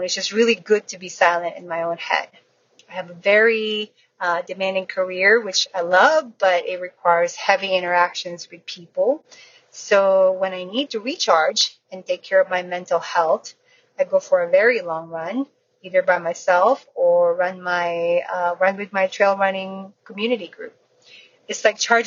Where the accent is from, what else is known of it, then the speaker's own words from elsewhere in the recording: Florida, United States; I am from the Alligator State, Florida.